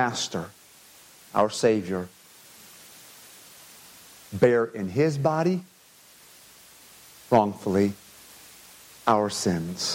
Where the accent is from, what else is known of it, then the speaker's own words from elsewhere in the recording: United States; my rights as an American